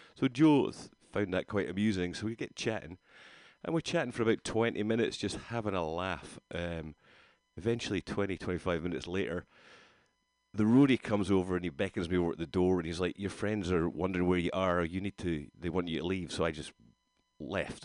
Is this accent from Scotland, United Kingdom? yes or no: yes; Rhu, Scotland, United Kingdom; now in California, United States; I grew up in Rue, just across the water from there.